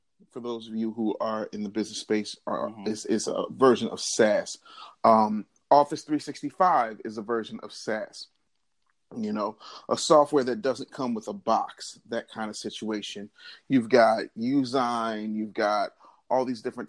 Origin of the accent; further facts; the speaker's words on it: Philadelphia, Pennsylvania, United States; I came from Philadelphia, where I still live and reside